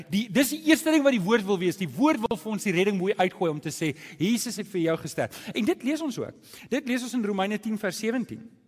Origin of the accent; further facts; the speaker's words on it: South Africa; ons Afrikaners